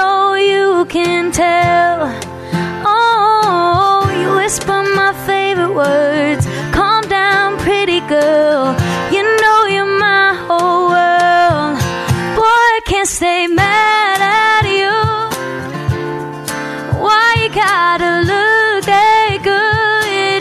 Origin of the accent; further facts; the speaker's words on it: Texas, United States; I'm from Texas, so we have that Texas feel to us